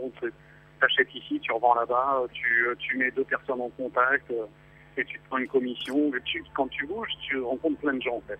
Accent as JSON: {"language": "French", "country": "France", "said": "Et j'en ai pas beaucoup, mais je suis français."}